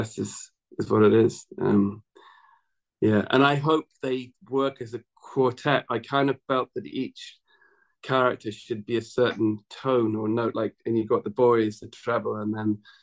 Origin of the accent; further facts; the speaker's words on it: Scottish Borders, Scotland, United Kingdom; I was brought up in the Scottish borders where they have these long vowels